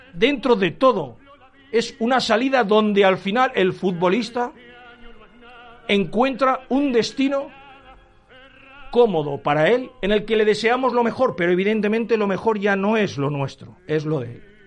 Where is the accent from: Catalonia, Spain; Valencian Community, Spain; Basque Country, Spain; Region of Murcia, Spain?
Valencian Community, Spain; los valencianos no somos así